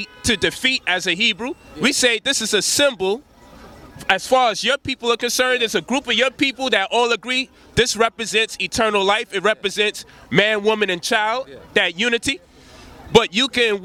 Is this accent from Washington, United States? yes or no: no; Memphis, Tennessee, United States; I'm from Memphis